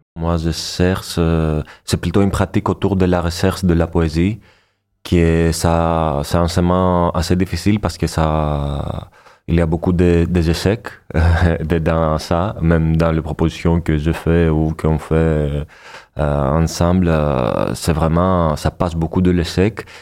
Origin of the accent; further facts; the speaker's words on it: Athens, Attica, Greece; French is a second language; moved away as an adult; now in Montpellier, France; je suis né à Athènes. Je viens de la Grèce